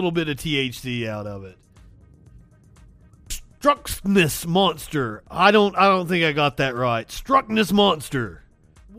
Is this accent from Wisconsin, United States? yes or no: no; Pikeville, Kentucky, United States; moved away; I am originally from Kentucky. I was born and raised in Appalachia. A little town called Pikeville.